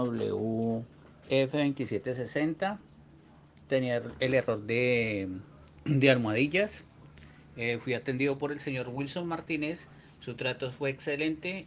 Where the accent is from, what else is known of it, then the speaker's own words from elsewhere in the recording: Colombia; soy de Colombia